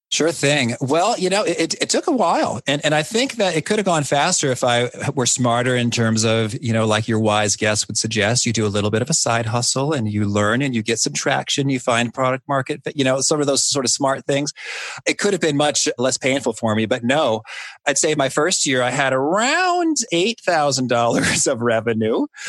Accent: Danville, Illinois, United States; my hometown of Danville, Illinois

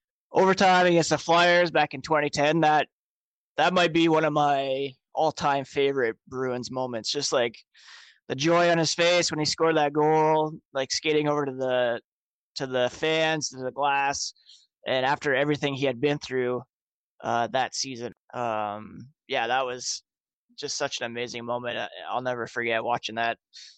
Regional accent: Ottawa, Ontario, Canada; And then I grew up in Ottawa.

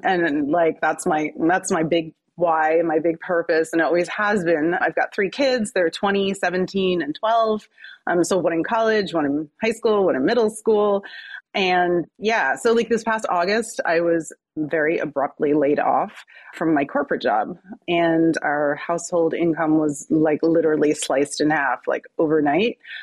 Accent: New Jersey, United States; I'm from New Jersey

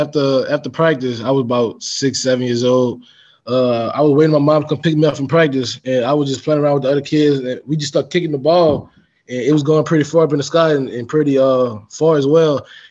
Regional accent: New Orleans, Louisiana, United States; I grew up in New Orleans, Louisiana, uptown New Orleans. I grew up in a single parent household. My mother, she raised me and two other siblings. I have a brother and a sister. I'm the oldest.

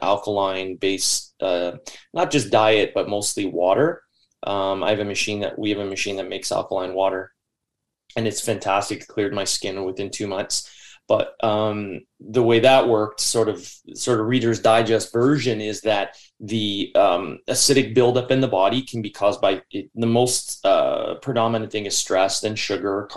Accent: Newmarket, Ontario, Canada; also born or lived in Queensville, Ontario / Richmond Hill, Ontario; I was born in Newmarket, Ontario, and the first 9 to 10 years of my life, I lived in Queensville

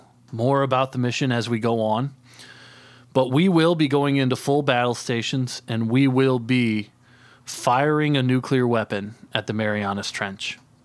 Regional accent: Brooklyn, Indiana, United States; Brooklyn, Indiana.

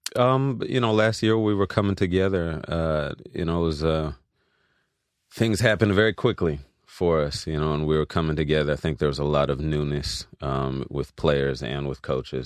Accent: Los Angeles, California, United States; also born or lived in Louisiana / Philadelphia; I was raised here in Los Angeles

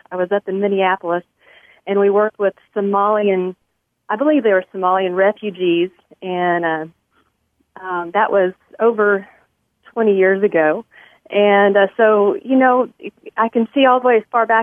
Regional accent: Mexico; but but also growing up in Mexico afforded me the opportunity to learn new language, uh, new culture, and just giving me a love for for other people groups.

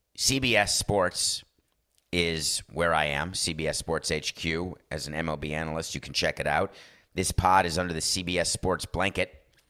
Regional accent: New York, United States; As a New Yorker

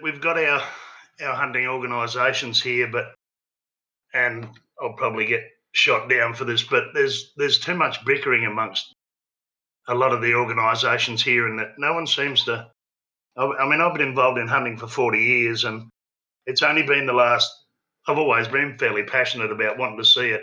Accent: Kangaroo Island, South Australia, Australia; I was born and raised on Kangaroo Island, a little island just off the coast of South Australia. I now live on the mainland

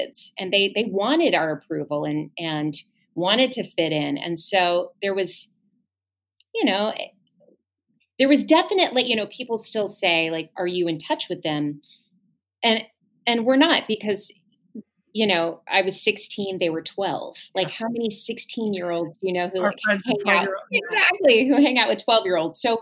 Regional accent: Lakeland, Florida, United States; moved away; my hometown of Lakeland

